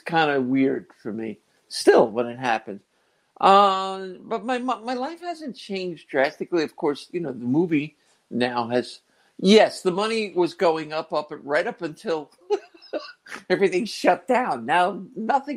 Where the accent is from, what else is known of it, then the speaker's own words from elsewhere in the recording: Fairview, New Jersey, United States; also born or lived in Englewood, New Jersey; I was born in Jersey, in North Jersey, in Englewood, and I was raised in Fairview, New Jersey.